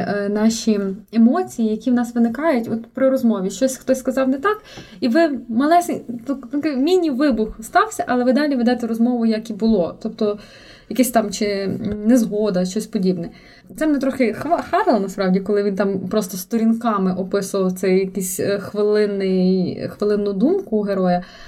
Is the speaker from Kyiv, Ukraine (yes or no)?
no; Lviv, Lviv Oblast, Ukraine; я не виїжджала з Львова, але я виїхала з Левандівки в центр